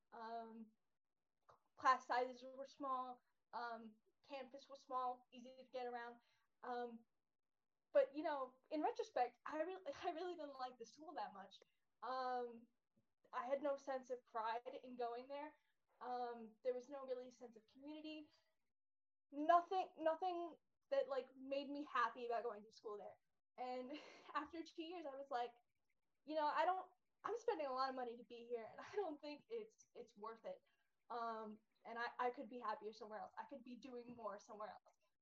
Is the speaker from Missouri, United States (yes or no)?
no; Florida, United States; moved away; I'm originally from from Florida